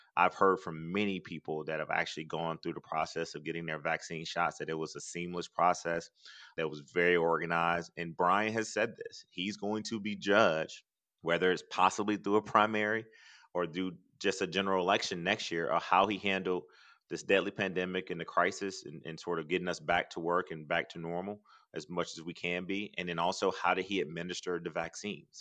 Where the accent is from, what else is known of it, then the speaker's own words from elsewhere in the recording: Athens, Georgia, United States; growing up in Athens and growing up poor